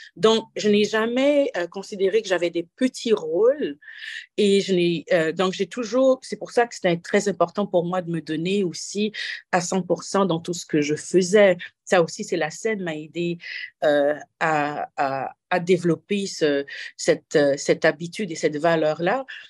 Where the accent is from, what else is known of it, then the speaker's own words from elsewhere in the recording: Haiti; moved away as an adult; also born or lived in Switzerland; now in Toronto, Canada; je suis né en Haïti et ça fait 18 hivers que, je suis euh, au Canada